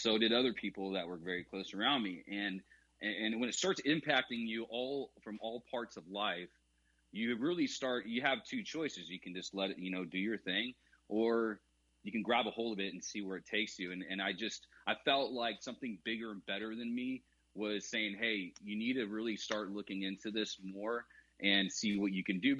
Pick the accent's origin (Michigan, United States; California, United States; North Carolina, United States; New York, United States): California, United States; I grew up in California